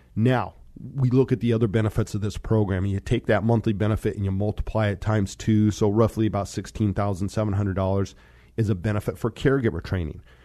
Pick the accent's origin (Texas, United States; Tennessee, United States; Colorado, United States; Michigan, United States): Colorado, United States; Monte Vista; moved away; also born or lived in Fort Collins, Colorado / Seattle; I grew up in Colorado.